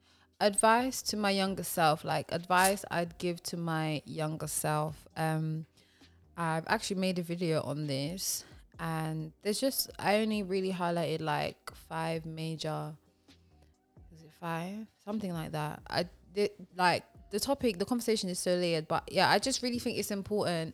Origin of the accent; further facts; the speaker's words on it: London, United Kingdom; I grew up in Tottenham